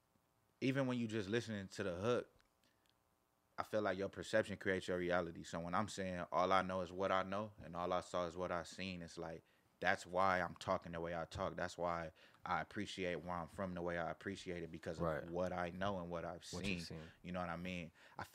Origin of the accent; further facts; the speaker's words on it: Carson, California, United States; I'm from Carson. Like TDE Studio is in Carson.